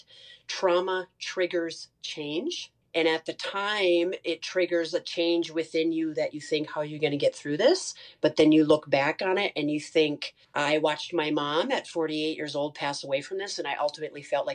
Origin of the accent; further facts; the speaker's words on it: Sauk Centre, Minnesota, United States; I'm originally from Sauk Center, Minnesota